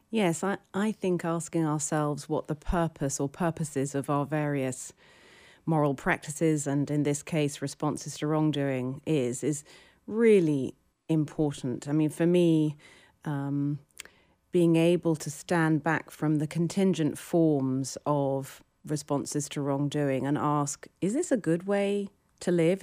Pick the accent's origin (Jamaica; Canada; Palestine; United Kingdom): United Kingdom; now in New York, United States; I'm British.